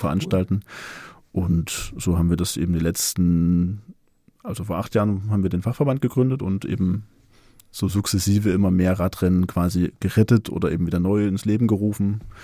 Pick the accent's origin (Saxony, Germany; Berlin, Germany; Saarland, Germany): Saxony, Germany; Leipzig; ich komme aus Leipzig, bin 39 Jahre alt